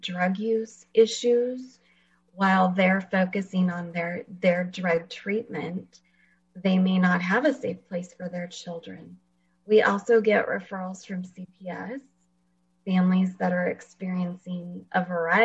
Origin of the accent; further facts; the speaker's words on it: Fresno, California, United States; moved away as an adult; also born or lived in Washington; I actually live in Fresno, and I grew up here in Fresno.